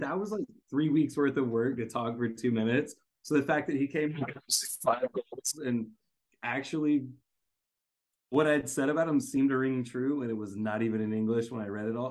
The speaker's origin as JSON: {"language": "English", "country": "United States", "also_born_or_lived": "Korea", "said": "I'm an American"}